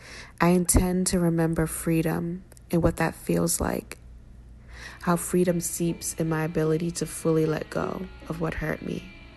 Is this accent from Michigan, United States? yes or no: no; Boston, Massachusetts, United States; I'm a writer from Boston.